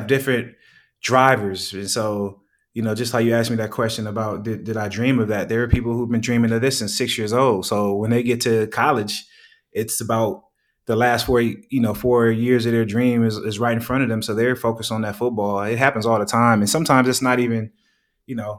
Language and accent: English; Oakland, California, United States; moved away as an adult; also born or lived in Boulder, Colorado; I'm from Oakland, California